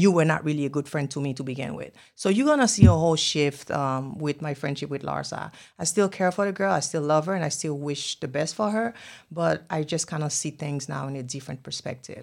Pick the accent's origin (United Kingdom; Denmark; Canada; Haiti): Haiti; English is a second language; now in Miami, United States; I'm from Haiti. I speak Creole.